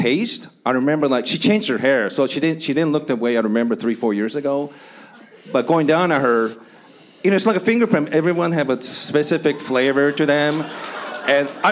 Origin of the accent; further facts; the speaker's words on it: Japan; also born or lived in Seattle, Washington / Long Beach, California; now in United States; Where I grew up in Japan